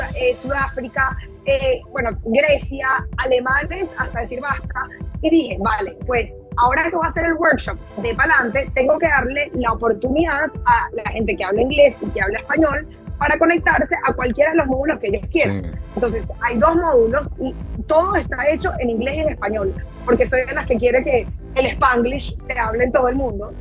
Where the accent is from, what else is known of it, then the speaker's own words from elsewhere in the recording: Venezuela; en mi país aquí en Venezuela